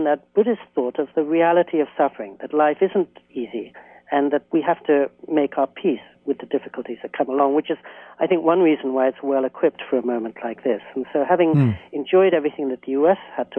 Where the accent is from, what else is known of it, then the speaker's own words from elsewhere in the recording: England, United Kingdom; now in United States; When I was a little boy growing up in England, I was so excited to come to the U.S.